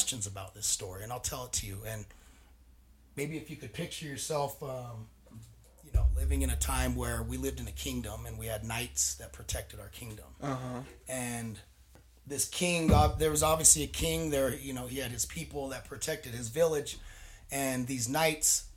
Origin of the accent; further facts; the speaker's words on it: Salt Lake City, Utah, United States; moved away as an adult; also born or lived in San Diego, California; now in Butte, United States; I'm from Glendale, Salt Lake City, lived in Rose Park